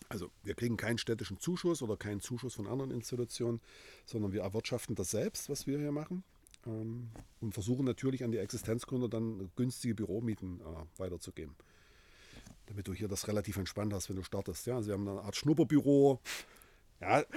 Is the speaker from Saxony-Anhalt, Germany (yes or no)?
yes; Halle, Saxony-Anhalt, Germany; Ich bin in Halle geboren, ja, original